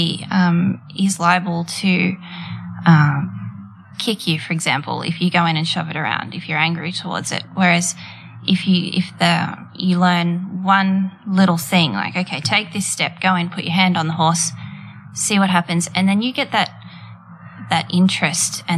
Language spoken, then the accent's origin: English; Daleys Point, New South Wales, Australia; I started out growing up with my parents at Daly's Point, which is a little coastal area of the Central Coast